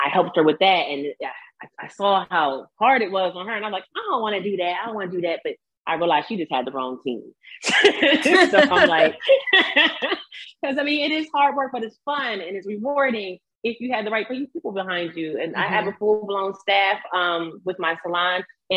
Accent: Chesilhurst, New Jersey, United States; I'm from Chislehurst

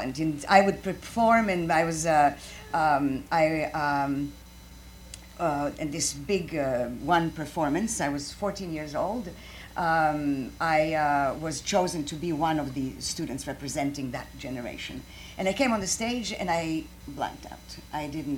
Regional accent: Croatia; English is a second language; moved away as an adult; also born or lived in Chicago; now in United States; I'm from Croatia, and I studied English and Italian.

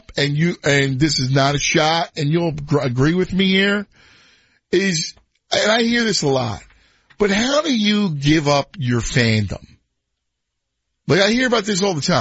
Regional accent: Philadelphia, Pennsylvania, United States; moved away; I grew up in Philadelphia

